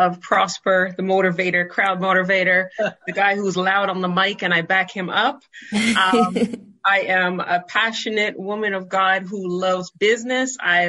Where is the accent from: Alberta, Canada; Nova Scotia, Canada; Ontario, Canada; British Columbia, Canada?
Ontario, Canada; Ottawa; I was born and raised in Ottawa, but Prosper.